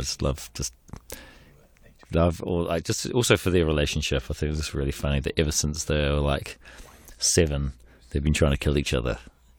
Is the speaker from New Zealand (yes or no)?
yes; New Zealand; when I was growing up in New Zealand, like, you know, I'd never been on a film set before